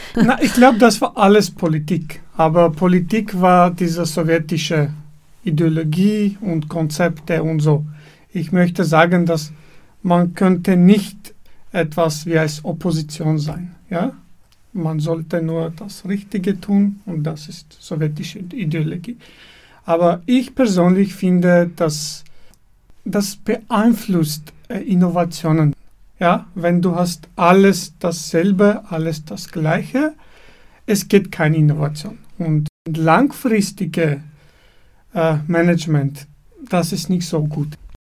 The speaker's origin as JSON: {"language": "German", "town": "Dilijan", "region": "Tavush", "country": "Armenia", "tie": "born or raised there", "also_born_or_lived": "Yerevan, Armenia", "second_language": "German", "moved": "as an adult", "lives_now": "Vienna, Austria", "said": "ich bin in Armenien geboren und aufgewachsen in einer kleinen Stadt namens Dilijan im Gebiet des Dilijan Nationalparks"}